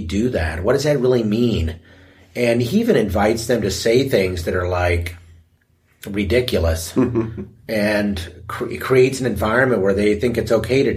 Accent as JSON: {"language": "English", "country": "United States", "said": "being an American"}